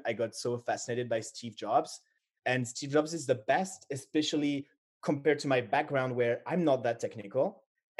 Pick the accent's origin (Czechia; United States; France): France; Paris, Île-de-France; I was born in Paris